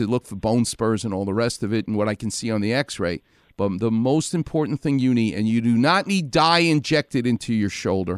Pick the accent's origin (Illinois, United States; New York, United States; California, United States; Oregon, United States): New York, United States; New York City; I ain't from Huntington Beach. I'm from Far Rockaway.